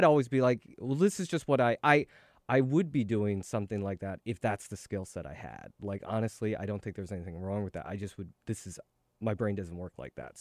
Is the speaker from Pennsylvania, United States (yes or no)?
yes; Philadelphia, Pennsylvania, United States; moved away as an adult; also born or lived in Seoul, South Korea / California; now in New York, United States; I grew up in Philadelphia and went to s, uh, school there, went to college there